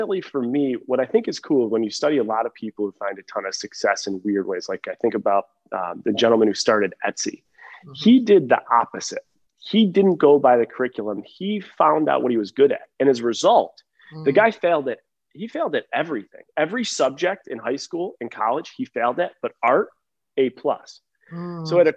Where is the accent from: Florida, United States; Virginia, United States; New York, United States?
New York, United States; Buffalo; moved away as an adult; also born or lived in Ohio / Seattle; now in Nashville, United States; ever since leaving Buffalo from 18